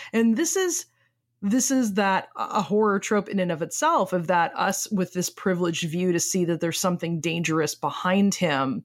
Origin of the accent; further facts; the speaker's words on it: United States; accent: American; we are American and speak with American accents